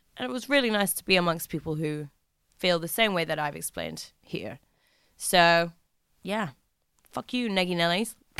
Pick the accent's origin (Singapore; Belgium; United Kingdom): United Kingdom; England; as an English person